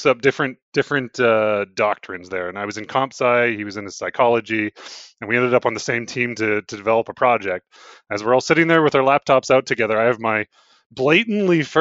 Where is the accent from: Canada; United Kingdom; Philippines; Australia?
Canada; the Prairies; also born or lived in Saskatchewan / Alberta; I have dual citizenship for both Alberta and Saskatchewan.